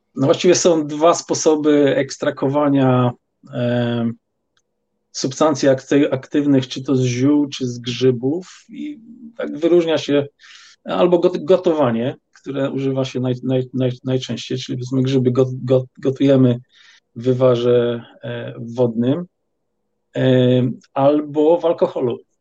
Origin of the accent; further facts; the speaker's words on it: Poland; ja pochodzę z Polski i e, mm, wychowałem się właściwie w rodzinie, która każdy weekend spędzała